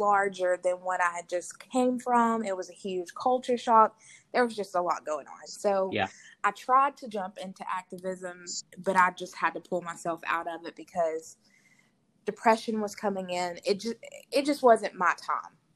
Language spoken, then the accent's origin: English; United States; moved away as an adult; also born or lived in Mobile, Alabama; I'm from Marshall County, which is a county that is currently, from the information that we know, 3.2% black